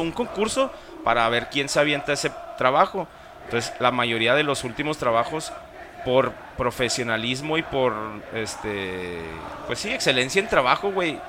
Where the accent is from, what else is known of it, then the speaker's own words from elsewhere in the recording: Ciudad Juárez, Chihuahua, Mexico; como mexicanos y como juarenses